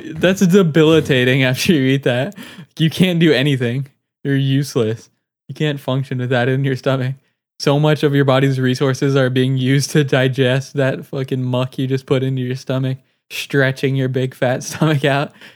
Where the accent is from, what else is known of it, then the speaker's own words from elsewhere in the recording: United States; I'm an American